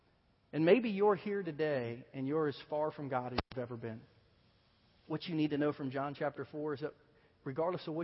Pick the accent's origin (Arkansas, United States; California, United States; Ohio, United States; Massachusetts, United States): Ohio, United States; Southern; moved away as an adult; also born or lived in Virginia; now in Kansas City, United States; I grew up in Southern Ohio, lived in Southern Ohio all my life, a very small country farming town in Southern Ohio.